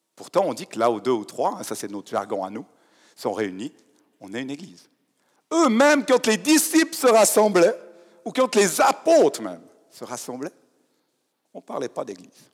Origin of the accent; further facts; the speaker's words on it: Fribourg, Switzerland; en tant que fribourgeois